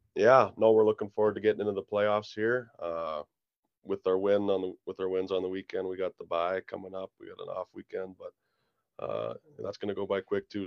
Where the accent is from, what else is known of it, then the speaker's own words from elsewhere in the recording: Kindersley, Saskatchewan, Canada; moved away; in my hometown where you got your family and your friends there every night